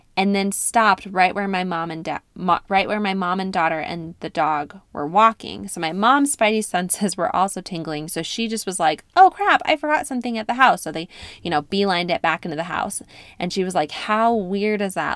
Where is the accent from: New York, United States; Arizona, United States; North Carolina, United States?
New York, United States; upstate; moved away; I spent about six weeks in upstate New York visiting my hometown